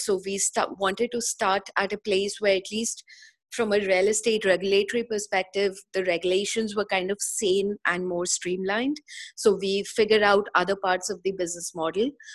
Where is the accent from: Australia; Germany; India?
India; moved away as an adult; also born or lived in Singapore; I was born, brought up in India, uh, and spent good part of my first 30 years of my life in India.